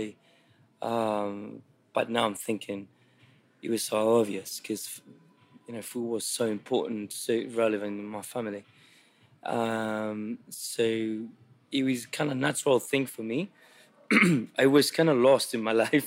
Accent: Santiago, Santiago Metropolitan Region, Chile; When I was a kid, I grew up in Santiago in the capital

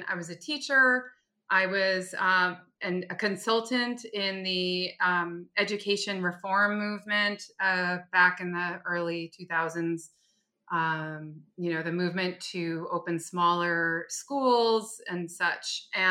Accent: New York City, New York, United States; born there; And I was born in Greenwich Village and we lived on Bleecker Street.

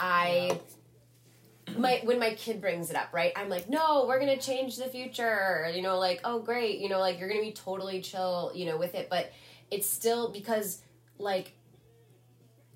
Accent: Milwaukee, Wisconsin, United States; moved away; We had this chain restaurant by us in where I grew up in Milwaukee called George Webb's

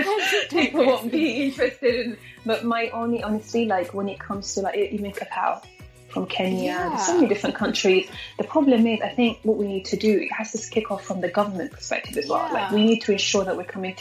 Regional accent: London, United Kingdom; also born or lived in Eritrea / Sudan; I grew up in London, so I grew up here for about 21 years now, actually. So my entire life, my education and everything is actually here in London.

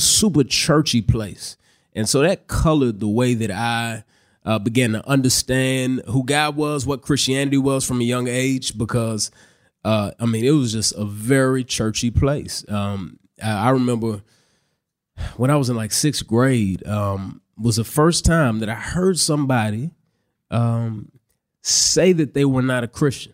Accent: Dallas, Texas, United States; moved away; I grew up in Dallas, Texas. That's where I currently live. I just moved back to Dallas about a year ago

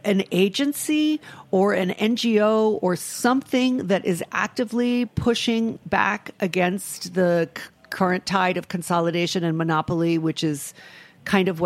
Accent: Rhode Island, United States; I am from a small state in New England. I'm from Rhode Island

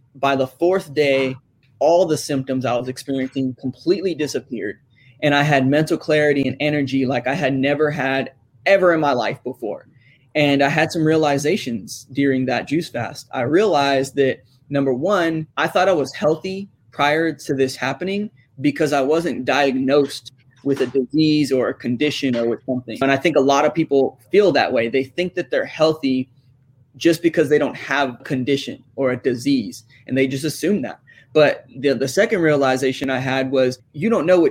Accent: San Antonio, Texas, United States; I grew up here in Texas in San Antonio, where it's basically a staple in our diet and our culture here

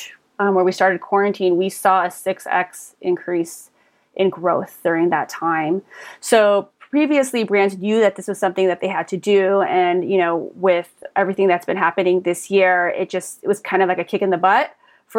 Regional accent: Pasadena, California, United States; also born or lived in San Diego; I was born in Pasadena and just grew up here, went as far as San Diego for college and came right back up

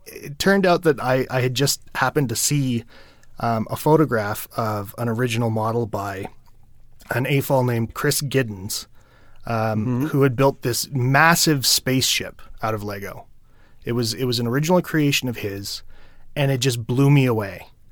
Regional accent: Ottawa, Ontario, Canada; in my hometown of Ottawa, Ontario

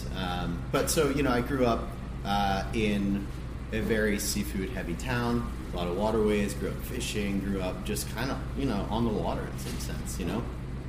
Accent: Charleston, South Carolina, United States; now in Los Angeles, United States; I guess it really started in my time growing up in Charleston.

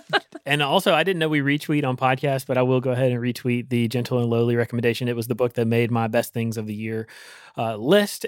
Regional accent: Rocky Mount, North Carolina, United States; my hometown in, in Rocky Mountain, Eastern mm-hmm. North Carolina

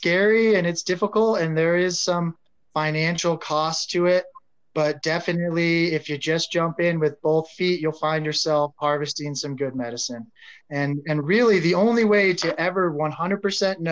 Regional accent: Colorado, United States; born and raised in Colorado

